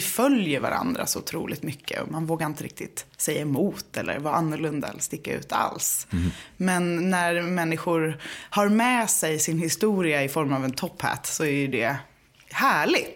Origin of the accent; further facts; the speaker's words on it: Gothenburg, Västra Götaland, Sweden; now in Stockholm, Sweden; jag är uppvuxen i Göteborg med konstnärsföräldrar